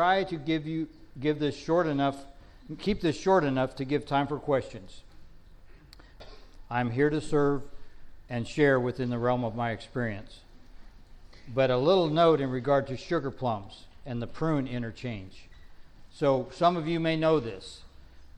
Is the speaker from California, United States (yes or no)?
yes; Northern California, United States; I grew up in Northern California. We call them almonds.